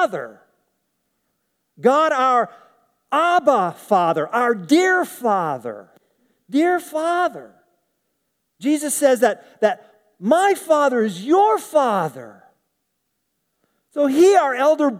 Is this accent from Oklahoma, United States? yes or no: yes; Tulsa, Oklahoma, United States; I grew up in Tulsa.